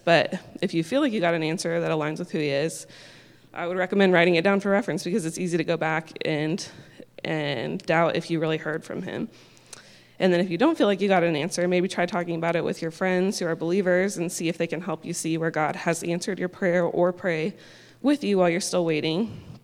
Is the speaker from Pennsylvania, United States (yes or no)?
no; Indianapolis, Indiana, United States; moved away as an adult; also born or lived in Kentucky; now in Texas, United States; I'm originally from Indianapolis and had never been to Texas